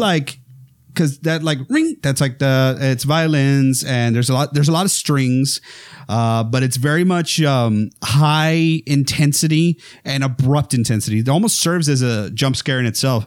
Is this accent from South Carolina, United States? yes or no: no; South Texas, United States; I'm from Texas, right? I'm, uh, as y'all may know or not, I'm from the, from the ranch, uh, South Texas area